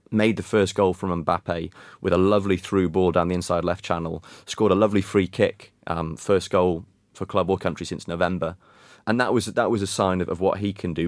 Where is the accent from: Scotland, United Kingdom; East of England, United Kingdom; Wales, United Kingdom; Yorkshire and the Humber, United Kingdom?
Wales, United Kingdom; as a Welshman